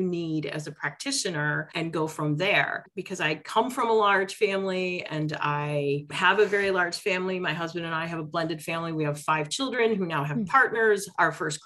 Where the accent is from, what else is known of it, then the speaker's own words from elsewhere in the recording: Detroit, Michigan, United States; I grew up in Detroit